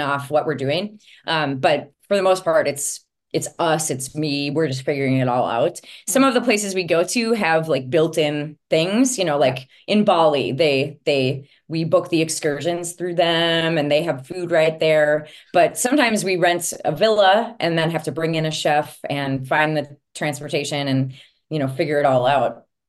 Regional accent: Princeton, Minnesota, United States; I grew up in Princeton, Minnesota

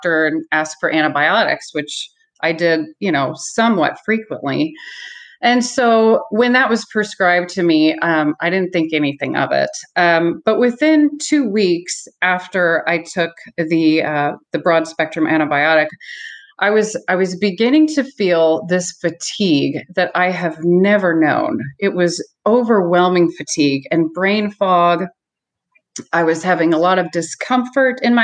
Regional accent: Columbia, Missouri, United States; I'm from Columbia, Missouri.

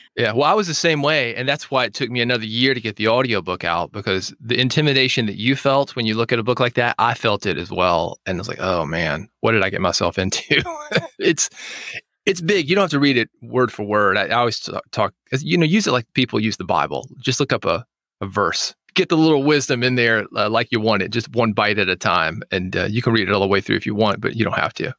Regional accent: Nashville, Tennessee, United States; I was born in Nashville

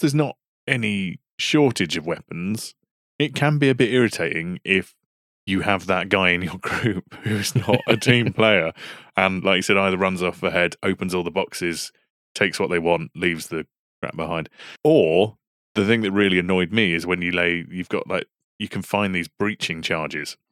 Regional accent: United Kingdom; We're British.

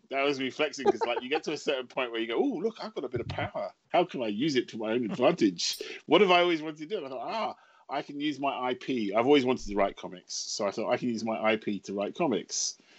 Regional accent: England, United Kingdom; the trouble with being English, of course, is everyone else speaks English.

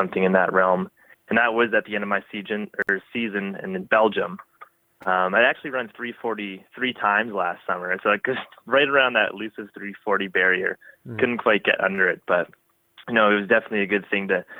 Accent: Windsor, Ontario, Canada; growing up in Windsor, we get some pretty hot and humid summers

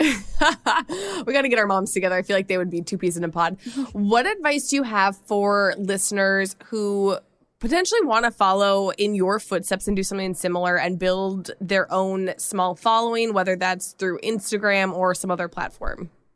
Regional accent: Minnesota, United States; accent: Minnesota; my Minnesota accent

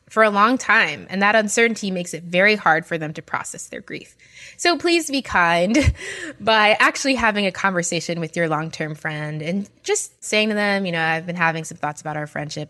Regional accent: New York, United States; especially being from New York

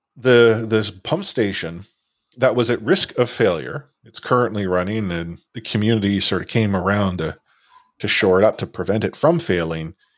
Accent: Vancouver, British Columbia, Canada; I'm from Vancouver

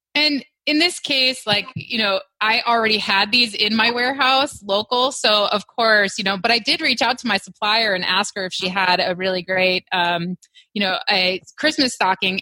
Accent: Wisconsin, United States; also born or lived in Hawaii; now in Texas, United States; I'm from Wisconsin

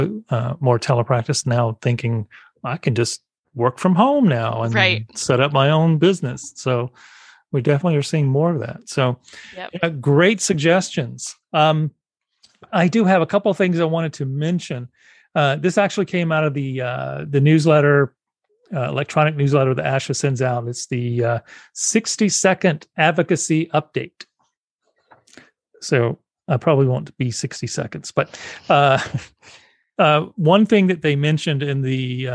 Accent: South Carolina, United States; moved away; legislation is being challenged in South Carolina. So my home state

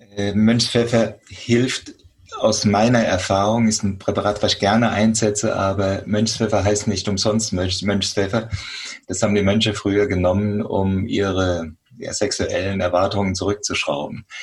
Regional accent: Germany; hier bei uns in Deutschland

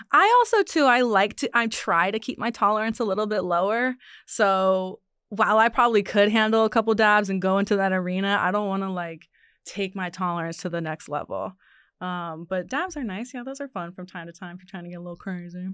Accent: Ohio, United States; moved away; I'm from Ohio

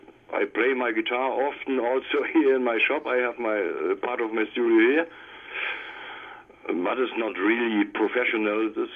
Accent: East Germany, Germany; English is a second language; Yeah, in the East times, we had a bit other conditions here.

